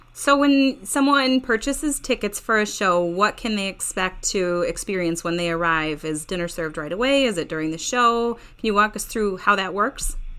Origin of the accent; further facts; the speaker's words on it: Stillwater, Minnesota, United States; moved away as an adult; now in Hudson, United States; Both my husband and I were born and raised in Stillwater, and for the past 10 years or so, we've lived in Hudson